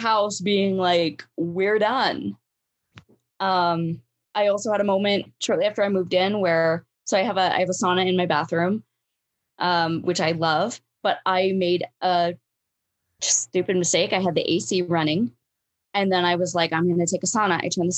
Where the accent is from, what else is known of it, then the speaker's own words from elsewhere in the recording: Alaska, United States; moved away; I grew up in Alaska, but like I was a kid, you know, like I wasn't an adult